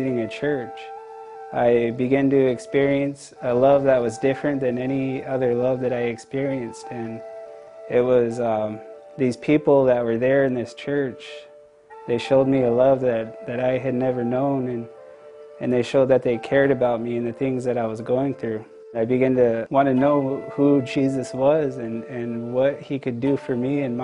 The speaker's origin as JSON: {"language": "English", "area": "Yakama Nation Reservation", "region": "Washington", "country": "United States", "tie": "born or raised there", "said": "I grew up on the Yakima Nation Reservation"}